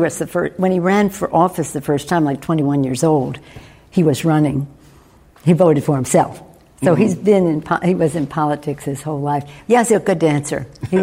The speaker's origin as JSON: {"language": "English", "town": "Baltimore", "region": "Maryland", "country": "United States", "tie": "born or raised there", "said": "I grew up in an Italian-American neighborhood, Little Italy, in Baltimore, Maryland."}